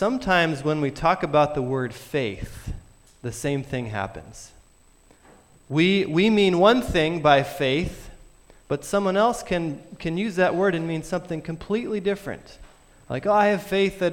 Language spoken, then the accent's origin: English; Vermont, United States; I'm from Vermont.